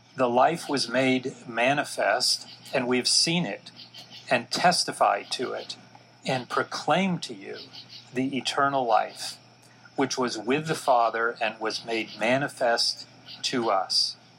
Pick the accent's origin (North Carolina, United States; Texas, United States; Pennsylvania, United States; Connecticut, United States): Texas, United States; Dallas; I was born and raised in Dallas, Texas.